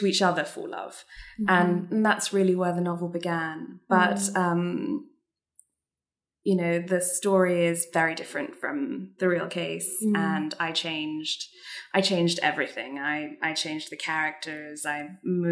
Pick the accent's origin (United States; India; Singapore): Singapore; I'm half Singaporean and I grew up in Singapore